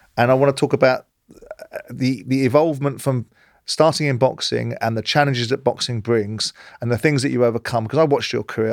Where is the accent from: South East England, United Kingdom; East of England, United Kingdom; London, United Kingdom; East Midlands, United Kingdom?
London, United Kingdom; I grew up in South London